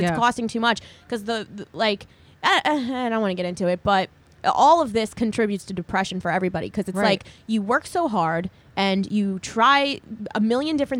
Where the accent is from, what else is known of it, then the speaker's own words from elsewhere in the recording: New Jersey, United States; now in New York City, United States; I grew up in Jersey.